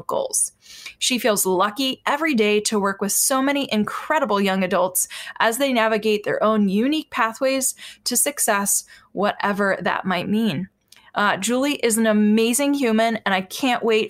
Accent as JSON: {"language": "English", "region": "Northern Virginia", "country": "United States", "tie": "born or raised there", "said": "I grew up in Northern Virginia, so right on the other side of DC."}